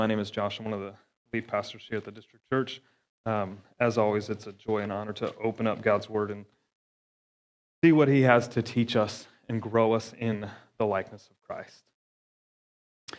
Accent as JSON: {"language": "English", "region": "Florida", "country": "United States", "moved": "yes", "said": "I'm from Florida"}